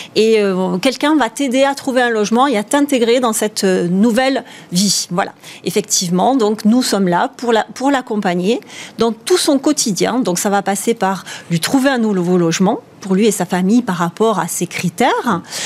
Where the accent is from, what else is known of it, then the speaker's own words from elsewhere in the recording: the South, south of France, France; accent: southern; j'ai un petit accent du hmm, Sud